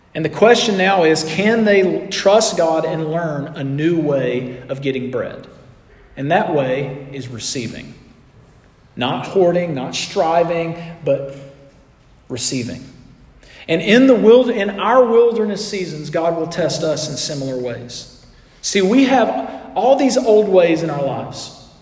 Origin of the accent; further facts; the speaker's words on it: Scottsboro, Alabama, United States; moved away; I was in my hometown a few weeks ago for a wedding, and I was spending time with all my high school friends.